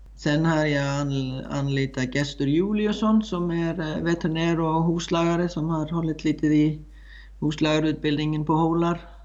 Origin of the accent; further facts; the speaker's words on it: Iceland; Swedish is a second language; moved away as an adult; now in Sweden; jag kommer från Island, eh, från en eh, man kan säga hästfamilj, men växte upp med väldigt, ja, göra väldigt många olika saker som man som man brukade göra på Island